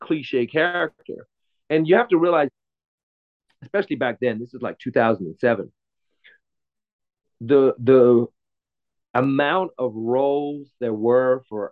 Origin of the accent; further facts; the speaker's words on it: England, United Kingdom; now in Los Angeles, United States; I'm from England originally, I'm living